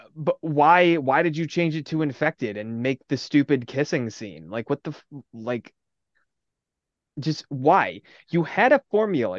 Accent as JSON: {"language": "English", "region": "Midwest", "country": "United States", "said": "we're from the Midwest"}